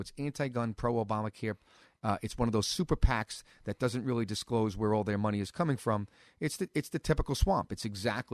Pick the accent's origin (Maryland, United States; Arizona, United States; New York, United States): New York, United States; New York City; now in Staten Island, United States; I was born here in Brooklyn